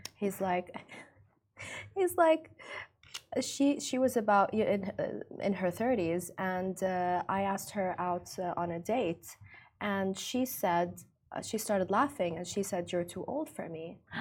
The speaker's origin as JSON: {"language": "English", "region": "Ras Al Khaimah", "country": "United Arab Emirates", "tie": "born or raised there", "said": "Ras Lakhema. It's my hometown"}